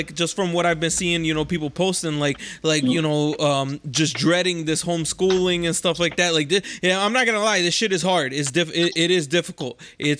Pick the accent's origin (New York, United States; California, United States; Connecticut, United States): Connecticut, United States; We are all from Connecticut here, the whole Creep Squad. We are from Connecticut